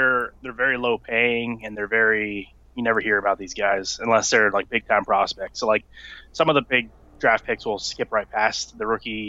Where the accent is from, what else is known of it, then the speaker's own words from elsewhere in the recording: East Coast, United States; I grew up on the East Coast, so that was like the closer team